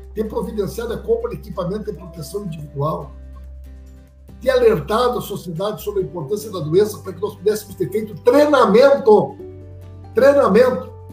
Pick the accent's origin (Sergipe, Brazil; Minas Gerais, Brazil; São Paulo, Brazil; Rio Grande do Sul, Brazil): Rio Grande do Sul, Brazil; Santa Maria; minha vida toda foi construída na nossa cidade, me orgulho da minha história. Sempre estudei em colégio público, estudei lá no Bilac, toda a minha, minha infância